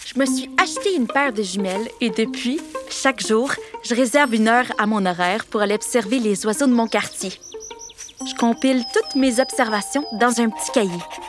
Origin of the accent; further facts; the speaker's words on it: Canada; chez nous au Canada